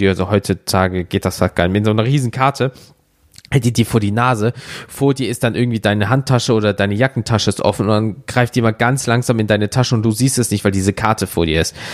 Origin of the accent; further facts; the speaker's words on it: Germany; Sagst du, Alter, ich komme aus Deutschland, wir haben keinen Vertrag.